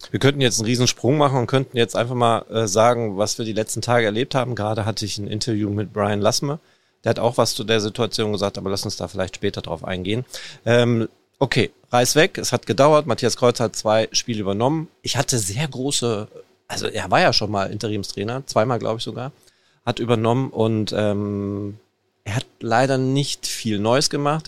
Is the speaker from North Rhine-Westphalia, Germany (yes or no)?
yes; Ruhr area, North Rhine-Westphalia, Germany; wir sind im Pott, wir kommen aus dem Pott.